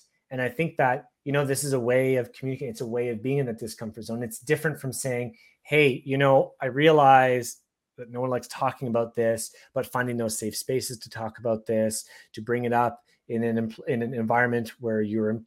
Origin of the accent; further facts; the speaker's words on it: Canada; I'm Canadian